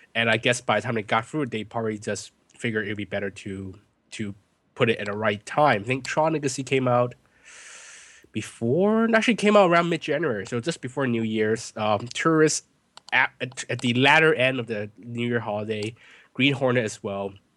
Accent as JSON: {"language": "English", "region": "California", "country": "United States", "said": "I'm from California"}